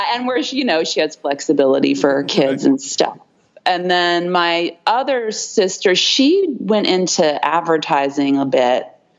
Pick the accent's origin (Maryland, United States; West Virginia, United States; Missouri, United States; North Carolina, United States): Maryland, United States; Easton; I grew up in a rural area of Maryland on the Eastern Shore.